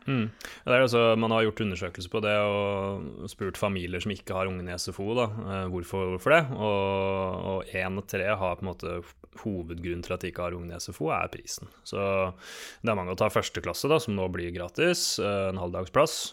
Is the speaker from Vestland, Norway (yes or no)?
no; Sarpsborg, Østfold, Norway; moved away; Var hjemme i Sarpsborg og så onkelbarna gå i tog